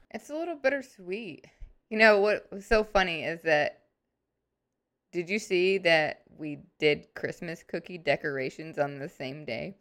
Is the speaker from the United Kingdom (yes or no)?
no; St. Louis, Missouri, United States; now in Arkansas, United States; I grew up in Saint Louis, and we were definitely Midwest